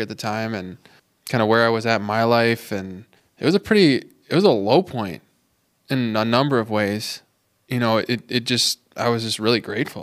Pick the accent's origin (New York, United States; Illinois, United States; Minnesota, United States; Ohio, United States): Minnesota, United States; Minneapolis; moved away as an adult; now in Duluth, United States; I'm from the Twin Cities